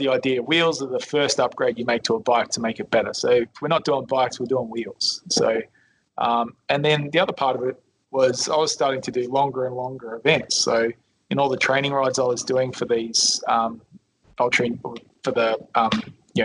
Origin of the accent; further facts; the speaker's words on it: Adelaide, South Australia, Australia; moved away; also born or lived in Melbourne; We grew up together in Adelaide, southern suburbs of Adelaide.